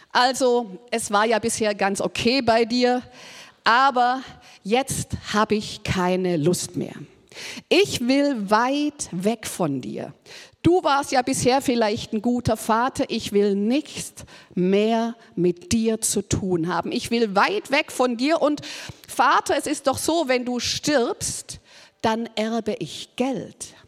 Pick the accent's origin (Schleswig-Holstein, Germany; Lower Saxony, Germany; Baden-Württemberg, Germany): Baden-Württemberg, Germany; Ist ja auch mal ein guter Gedanke, so als Schwabe, gell, kann man auch mal denken, es hilft Armela, wenn man was schafft.